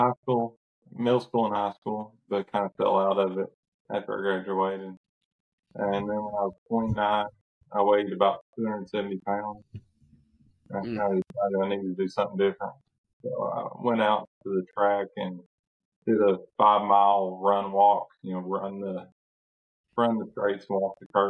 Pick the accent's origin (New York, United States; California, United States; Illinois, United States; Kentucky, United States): Kentucky, United States; Central Kentucky.